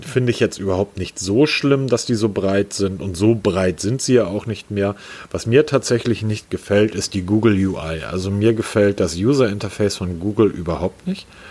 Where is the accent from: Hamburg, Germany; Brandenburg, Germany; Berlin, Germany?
Hamburg, Germany; dafür sind wir Hamburger ja weltweit bekannt, geschätzt und geliebt.